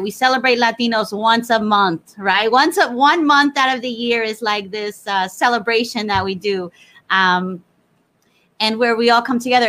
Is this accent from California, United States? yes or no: no; New Jersey, United States; I'm Puerto Rico. You know, we I, I was I grew up in New Jersey.